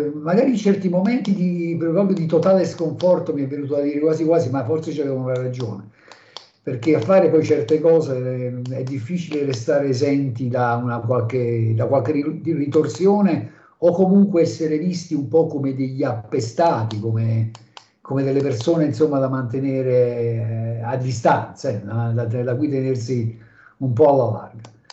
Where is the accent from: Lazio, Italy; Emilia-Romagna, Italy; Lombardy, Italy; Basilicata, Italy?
Basilicata, Italy; da Lucano incazzato